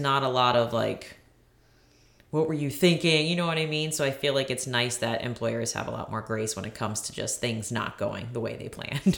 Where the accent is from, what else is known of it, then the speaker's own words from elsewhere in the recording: Maryland, United States; now in Virginia, United States; I did go back to Maryland, my hometown